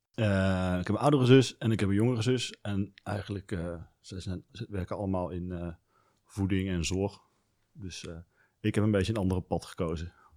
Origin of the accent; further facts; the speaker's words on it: Venlo, Limburg, Netherlands; ik kom uit Venlo. Daar ben ik opgegroeid